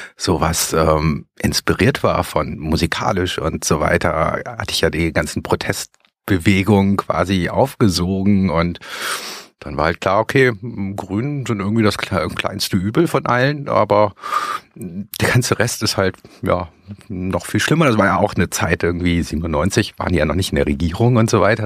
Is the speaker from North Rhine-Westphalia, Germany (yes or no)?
yes; Bonn suburbs, North Rhine-Westphalia, Germany; ich komme aus dem Speckgürtel von Bonn